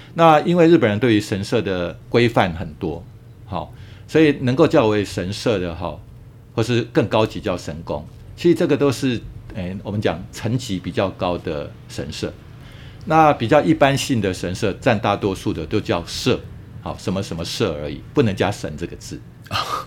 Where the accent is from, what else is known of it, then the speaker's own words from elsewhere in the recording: Taiwan; 我们台湾人